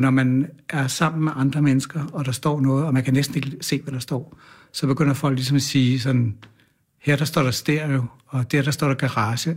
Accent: Kastrup, Capital Region of Denmark, Denmark; jeg er vokset op ude på Amager, ja. Kastrup

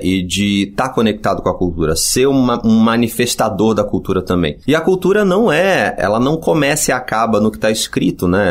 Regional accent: Rio de Janeiro, Brazil; Eu sou do Rio e fiz publicidade na ECO

